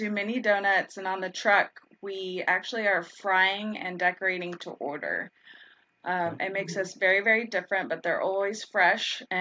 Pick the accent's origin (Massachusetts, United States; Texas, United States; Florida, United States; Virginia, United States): Texas, United States; Dallas; moved away as an adult; now in Atlanta, United States; Well, I came from Dallas, Texas, and there were legit 700 donut shops. Really? Um, and so when we moved to Atlanta 10 years ago, at that time, it was really just Dunkin'.